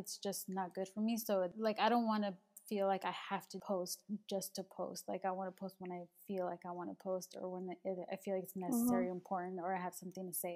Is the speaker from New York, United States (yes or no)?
no; Los Angeles, California, United States; I was born in LA. I was born in East LA.